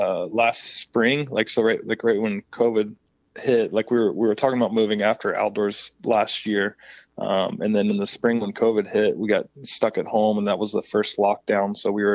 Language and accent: English; Kentucky, United States; now in Florida, United States; I grew up in Kentucky